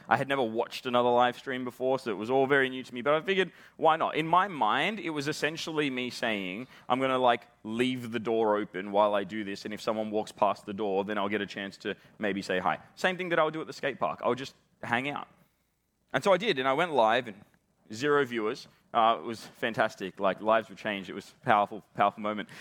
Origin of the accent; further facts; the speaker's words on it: Australia; accent: Australian; as you can probably tell from the way that I'm talking, I am Australian